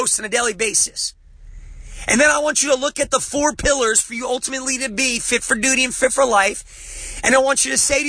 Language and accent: English; New Jersey, United States; I'm from Jersey, man. Growing up, you don't trust anybody